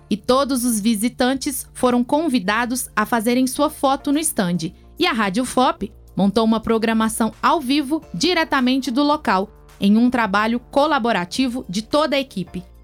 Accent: Tarumirim, Minas Gerais, Brazil; eu sou de Tarumirim, da escola, escola Estadual Professora Maria Teixeira da Fonseca.

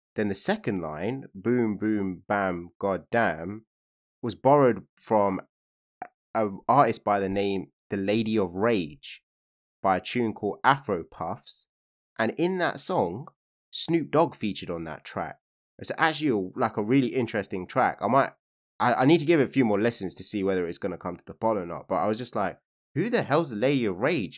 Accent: Hounslow, London, United Kingdom; I'm from Hounslow

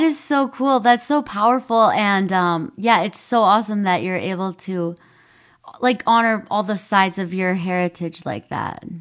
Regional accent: Minnesota, United States; where I grew up in Minnesota

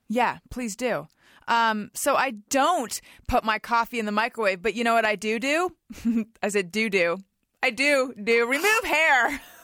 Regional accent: Orange County, California, United States; also born or lived in Oakland; I'm from Orange County

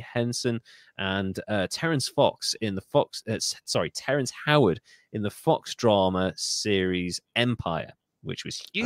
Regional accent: United Kingdom; I'm British.

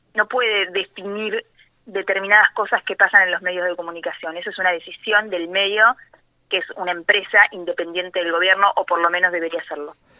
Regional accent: La Dulce, Buenos Aires, Argentina; also born or lived in Balcarce / La Plata; Yo nací en Balcarce, pero me crié y viví toda la vida, hasta los 17 años, en La Dulce.

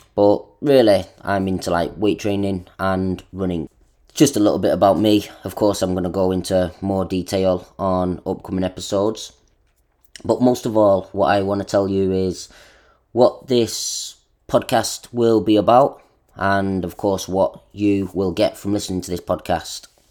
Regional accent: Manchester, North West England, United Kingdom; moved away as an adult; also born or lived in Australia; now in Japan; I am from England, Manchester. Now, I'm living in Japan

